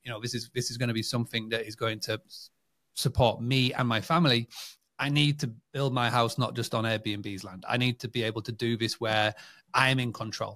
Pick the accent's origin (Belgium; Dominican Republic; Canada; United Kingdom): United Kingdom; England; born and bred in England